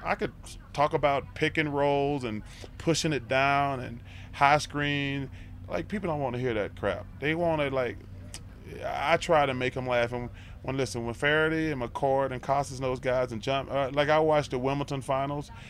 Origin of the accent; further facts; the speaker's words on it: Alabama, United States; growing up in Alabama, all we got is uh, Alabama and Auburn football